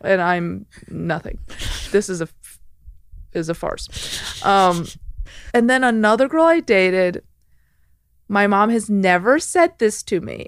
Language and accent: English; Chicago, Illinois, United States; I'm from Chicago, the suburbs